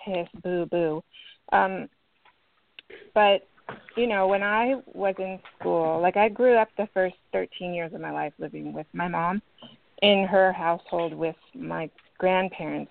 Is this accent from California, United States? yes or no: yes; Berkeley, California, United States; I grew up in Berkeley, California